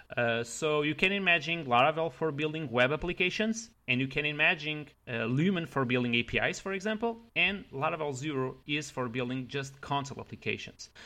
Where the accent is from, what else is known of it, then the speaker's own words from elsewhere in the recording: Leiria, Leiria District, Portugal; English is a second language; moved away as an adult; now in Paris, France; originally I am from Portugal, that is a small country in Europe